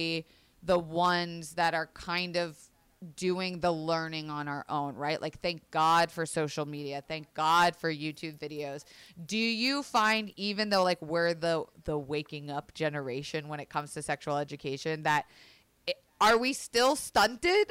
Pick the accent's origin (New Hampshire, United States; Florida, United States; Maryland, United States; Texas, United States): Florida, United States; I grew up in Florida, which was a very religious